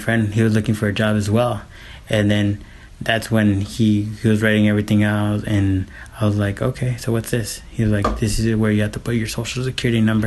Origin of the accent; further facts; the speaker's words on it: Phoenix, Arizona, United States; also born or lived in Guadalajara, Mexico; I came here when I was 4 years old, 1986